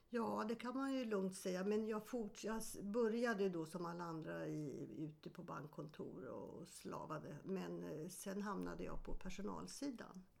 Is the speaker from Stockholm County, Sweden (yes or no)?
yes; Stockholm, Stockholm County, Sweden; also born or lived in Sundsvall / Eskilstuna; jag är född i Sundsvall men flyttade till Stockholm när jag var sju år